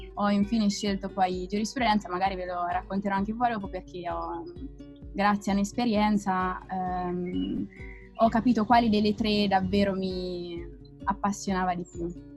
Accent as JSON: {"language": "Italian", "town": "Perugia", "region": "Umbria", "country": "Italy", "tie": "born or raised there", "moved": "as an adult", "lives_now": "Rome, Italy", "said": "vengo da Perugia e ho frequentato chiaramente il liceo scientifico Galileo Galilei"}